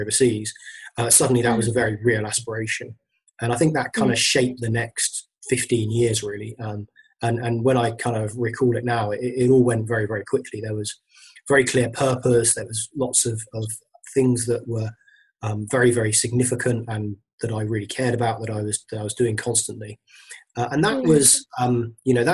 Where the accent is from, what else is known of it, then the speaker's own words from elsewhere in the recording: London, United Kingdom; I came from London originally